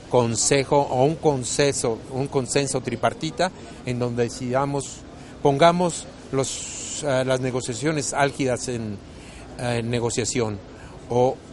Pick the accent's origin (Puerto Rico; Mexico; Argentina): Mexico; Yo como ciudadano mexicano que pago mis impuestos